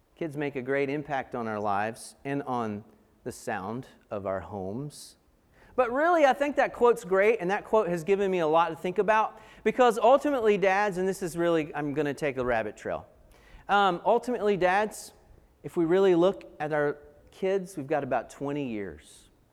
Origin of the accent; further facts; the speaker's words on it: Asheville, North Carolina, United States; I grew up in Asheville